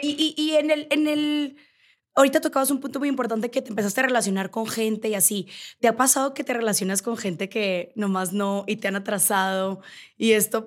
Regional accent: Navojoa, Sonora, Mexico; now in Mexico City, Mexico; yo soy de Sonora, yo soy de Navojoa

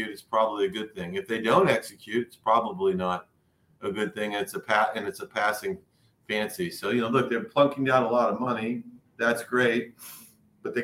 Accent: Boston, Massachusetts, United States; I grew up in Boston

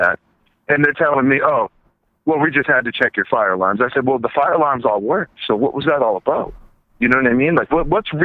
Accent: California, United States; now in Massachusetts, United States; I'm from California

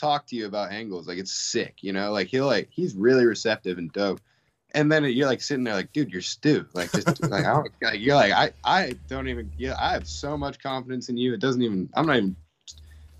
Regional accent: Reno, Nevada, United States; I grew up in Reno, Nevada, which is like 4 hours from the Bay

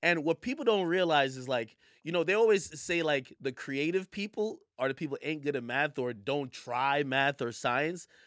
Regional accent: Jamaica; now in New York, United States; was born in Jamaica, and I and I moved to New York

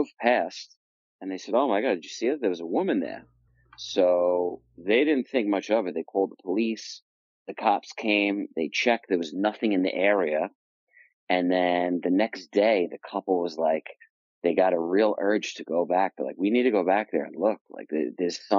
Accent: Long Island, New York, United States; I grew up in New York, and I grew up in Long Island, New York.

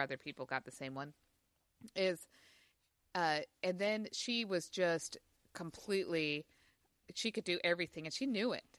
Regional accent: Utah, United States; I grew up in Utah

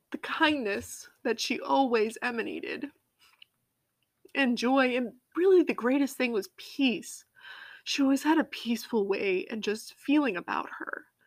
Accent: Massachusetts, United States; also born or lived in Colorado; I grew up, um, in Massachusetts.

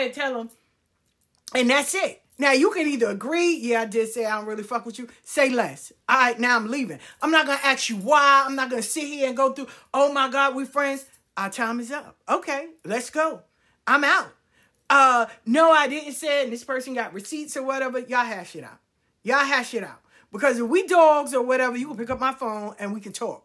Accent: New York City, New York, United States; I grew up in South Jamaica

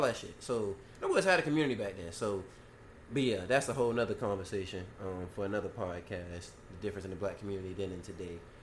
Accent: Garden City, Georgia, United States; where we from, from Garden City

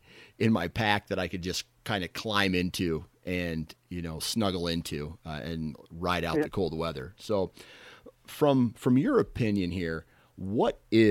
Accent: Iowa, United States; You know, I'm from Iowa, so it can get down.

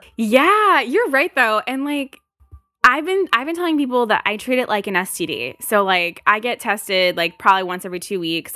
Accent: United States; I'm American

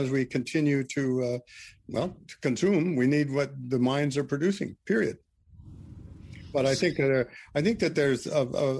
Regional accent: Missoula, Montana, United States; also born or lived in Vancouver Island; my hometown, Missoula

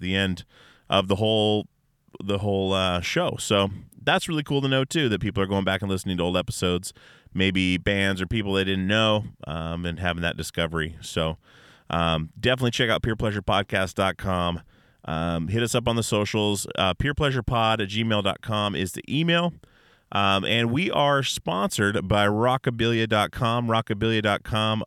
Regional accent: Alaska, United States; We're all from Alaska, all my guys

